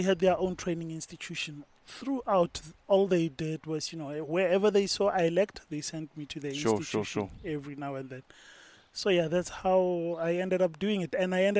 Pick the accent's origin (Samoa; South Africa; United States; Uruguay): South Africa; Brits, North West; now in Pretoria, South Africa; And I'm in Pretoria. My house is in Pretoria.